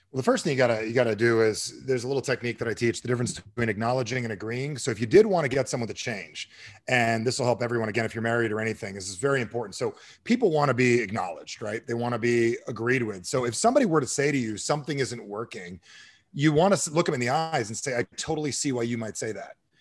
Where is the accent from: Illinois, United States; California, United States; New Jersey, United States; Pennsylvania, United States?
New Jersey, United States; I'm from Jersey.